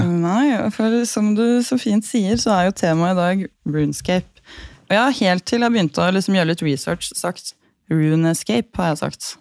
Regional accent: Gol, Buskerud, Norway; jeg er fra Gol, og vi bodde på et litt øde sted

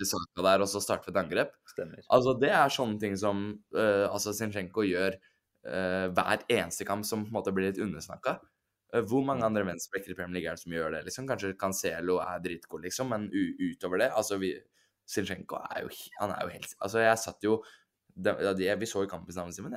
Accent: Norway; fra Drammen, 40 minutter unna der jeg vokste opp

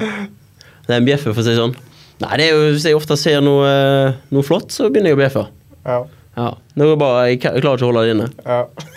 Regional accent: Haugesund, Rogaland, Norway; moved away as an adult; now in Bergen, Norway; jeg er jo fra Haugesund

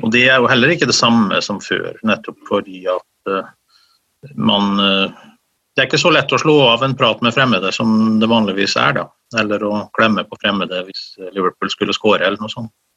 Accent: Møre og Romsdal, Norway; also born or lived in Oslo; now in Trondheim, Norway; Jeg er oppvokst i Romsdalen, um, flyttet til Oslo som ganske ung

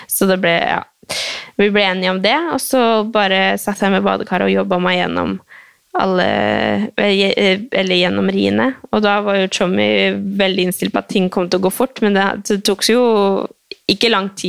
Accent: Oslo, Norway; born there; Eh, jeg er født på Ullevål, altså, så det var jo ikke bare sånn at folk skjønner det.

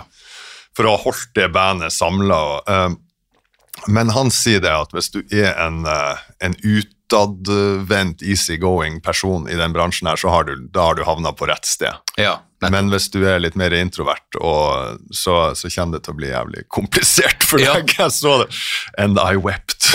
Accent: Sortland, Nordland, Norway; moved away as an adult; also born or lived in Berlin / Stockholm; now in Oslo, Norway; Jeg er fra, fra Sortland

